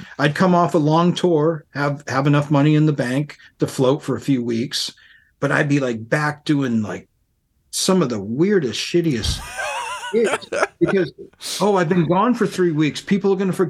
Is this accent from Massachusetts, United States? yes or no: yes; Worcester, Massachusetts, United States; moved away as an adult; also born or lived in Boston, Massachusetts; now in Portland, United States; I grew up in Worcester, Massachusetts, and then I moved to Boston from there, which is only a half an hour up the road.